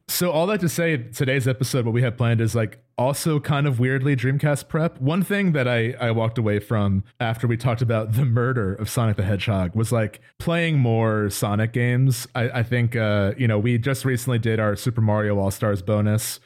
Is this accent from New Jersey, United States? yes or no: yes; New Jersey, United States; we're both from New Jersey.